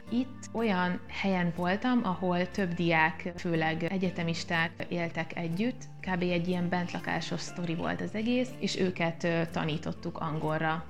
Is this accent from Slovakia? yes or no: no; Zala, Hungary; moved away; aki egyébként ott születtem, és, és nagyon sok időt töltöttem